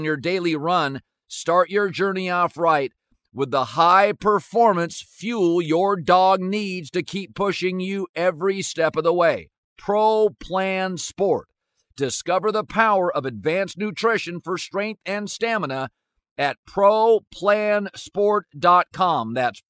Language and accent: English; Seattle, Washington, United States; I grew up in Seattle